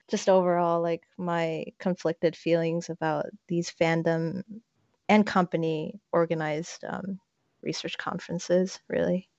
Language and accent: English; South Korea; now in United States; I am Korean American, but I don't really claim the American part because my entire family is still back in the homeland while I'm here and waiting to finish up my studies